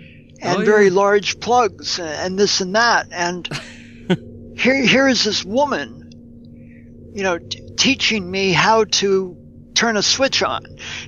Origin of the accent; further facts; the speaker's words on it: United States; Now I'm an American